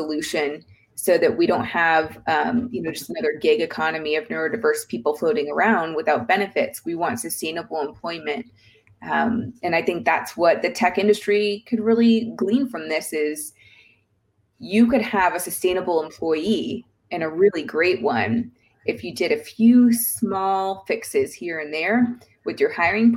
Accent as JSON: {"language": "English", "region": "the South", "country": "United States", "said": "I'm from the South"}